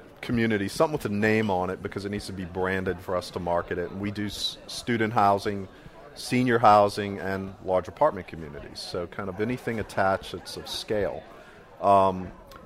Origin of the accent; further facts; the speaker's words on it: New Orleans, Louisiana, United States; I'm from New Orleans.